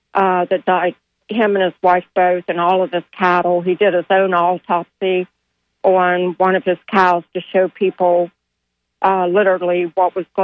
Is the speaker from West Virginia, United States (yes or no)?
yes; Parkersburg, West Virginia, United States; now in Florida, United States; I'm not originally from Florida. I'm originally from the area, Parkersburg, West Virginia.